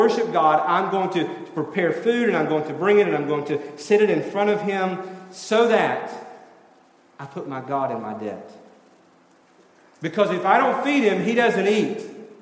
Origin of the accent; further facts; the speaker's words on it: Tennessee, United States; moved away; I'm from Tennessee